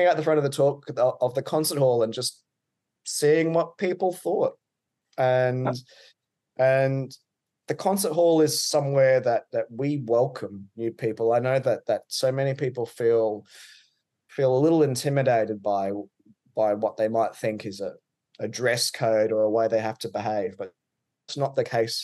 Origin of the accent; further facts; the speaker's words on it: Queensland, Australia; accent: Australian; I'm from Queensland, which is on the east coast of Australia. Mm-hmm. It's the home to the Great Barrier Reef. So I grew up around the beach.